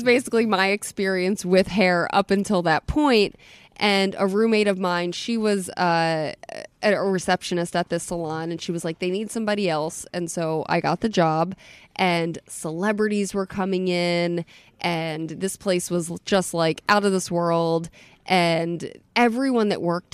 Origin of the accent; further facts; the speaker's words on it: Atlantic City, New Jersey, United States; also born or lived in Philadelphia / Munich; now in Florida, United States; I'm from Atlantic City. I grew up in Atlantic City.